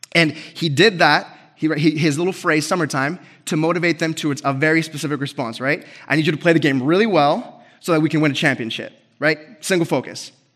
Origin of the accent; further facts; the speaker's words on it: Grants Pass, Oregon, United States; moved away; So, I love my hometown